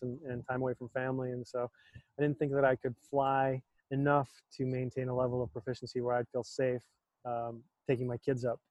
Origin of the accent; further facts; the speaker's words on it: North Dakota, United States; moved away as an adult; also born or lived in Michigan; I grew up in North Dakota, just a, a small city of about 10,000 people when I was there